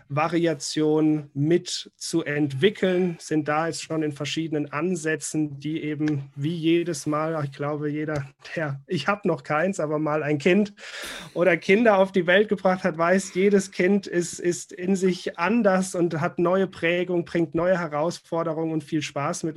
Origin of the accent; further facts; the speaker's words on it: Rhineland-Palatinate, Germany; als Pfälzer äh, hier geboren und aufgewachsen